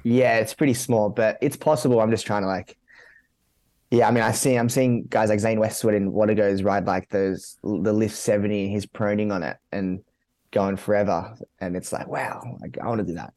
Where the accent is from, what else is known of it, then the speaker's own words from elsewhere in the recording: Sydney, New South Wales, Australia; also born or lived in Gold Coast; I grew up in Mount Sydney.